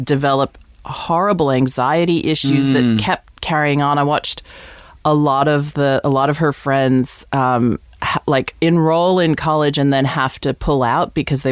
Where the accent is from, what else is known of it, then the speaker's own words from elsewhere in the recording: United States; moved away as an adult; also born or lived in England; now in Australia; growing up in America, you can probably tell from my weird accent, I grew up in the States